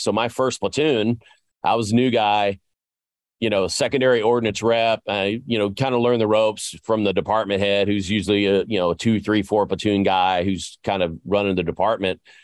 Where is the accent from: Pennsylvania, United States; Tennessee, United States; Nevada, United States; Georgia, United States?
Tennessee, United States; I grew up in Tennessee